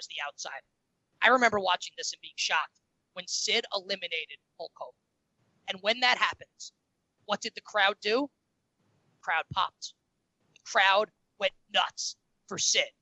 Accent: New York City, New York, United States; I'm from Queens, and that's real New York

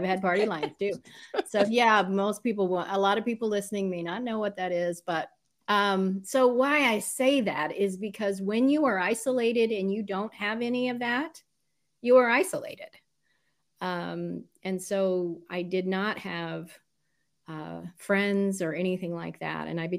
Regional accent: Southern United States, United States; When you move about every 2 years of your childhood, you don't really know where you're from. But majority of it, I grew up in southern states. So I say I'm a southern girl.

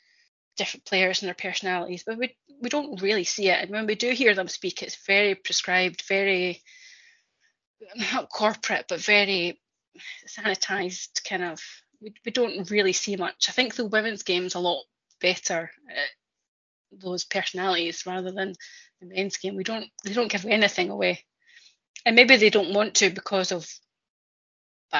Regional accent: Scotland, United Kingdom; I'm Scottish

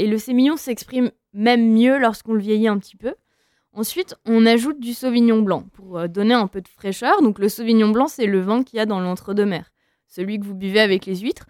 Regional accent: Pauillac, Nouvelle-Aquitaine, France; j'ai grandi dans un village qui s'appelle Pauillac

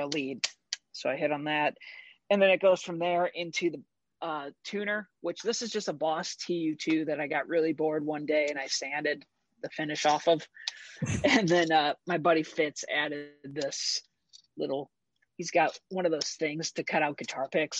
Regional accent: St. Louis, Missouri, United States; I was playing in my hometown, which is St. Louis, Missouri.

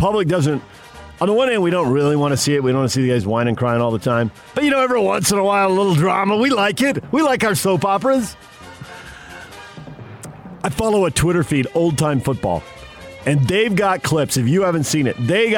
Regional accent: San Diego, California, United States; I'm a kid growing up in San Diego

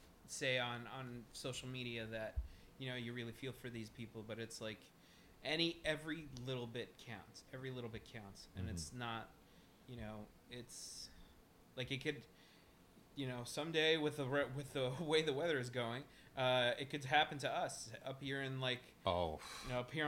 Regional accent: North Dakota, United States; I'm from North Dakota.

